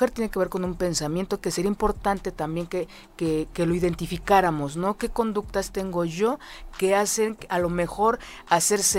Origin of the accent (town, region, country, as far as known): Mexico